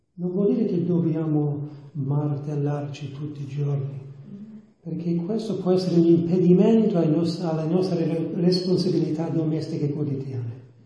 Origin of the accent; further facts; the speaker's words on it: New York, United States; Italian is a second language; sono degli Stati Uniti, di New York